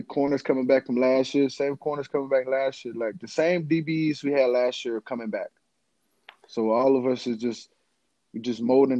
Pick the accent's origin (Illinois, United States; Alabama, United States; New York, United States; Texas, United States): Alabama, United States; Florence; Growing up was kind of chill, man. It's like everybody in Florence is chill. It's kind of like we have like a lot of like elderly people in our town.